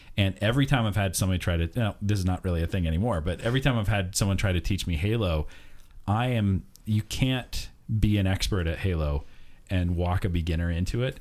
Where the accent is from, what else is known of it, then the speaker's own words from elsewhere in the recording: United States; as an American